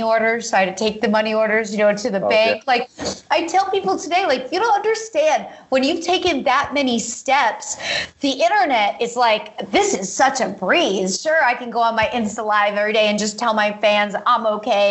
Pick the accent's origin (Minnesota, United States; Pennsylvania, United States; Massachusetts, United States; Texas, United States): Pennsylvania, United States; this is what I grew up doing in Pennsylvania